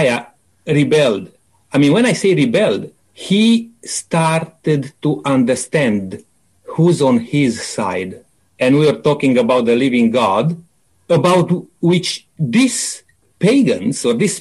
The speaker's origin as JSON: {"language": "English", "country": "Romania", "said": "I come from Romania"}